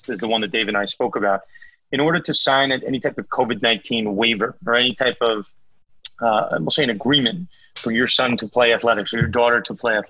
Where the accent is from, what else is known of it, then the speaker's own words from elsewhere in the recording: Northeast, United States; I'm from the Northeast